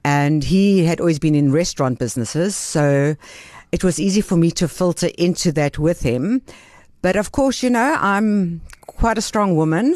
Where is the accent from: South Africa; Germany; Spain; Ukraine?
South Africa; Benoni, Gauteng; also born or lived in Greece; I grew up in Benoni, and I went to, uh, a Jewish day school in Benoni